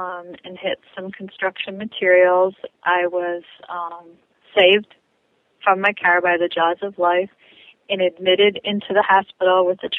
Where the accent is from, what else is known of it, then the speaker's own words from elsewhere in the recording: Detroit, Michigan, United States; I grew up in Metro Detroit.